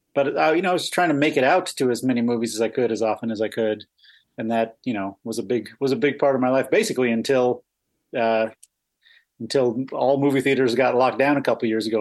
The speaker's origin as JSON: {"language": "English", "town": "Boston", "region": "Massachusetts", "country": "United States", "said": "No, I'm from Massachusetts, from Boston."}